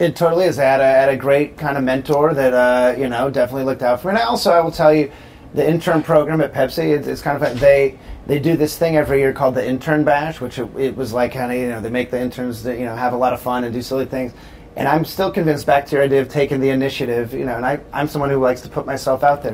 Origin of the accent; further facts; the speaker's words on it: Southern California, United States; moved away as an adult; also born or lived in Chicago, Illinois; I grew up in Southern California